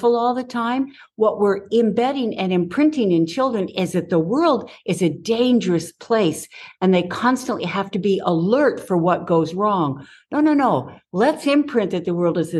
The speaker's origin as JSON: {"language": "English", "region": "Southern California", "country": "United States", "tie": "born or raised there", "said": "I grew up in Southern California"}